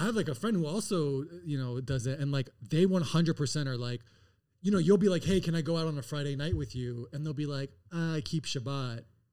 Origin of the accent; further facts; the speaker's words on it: Israel; I'm Israeli.